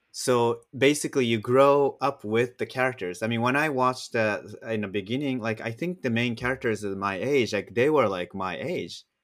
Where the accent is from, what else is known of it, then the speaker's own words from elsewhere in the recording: Japan; moved away; I grew up in Japan